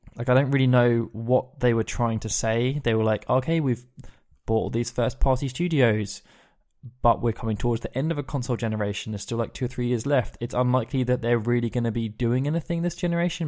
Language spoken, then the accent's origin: English; England, United Kingdom; as an English person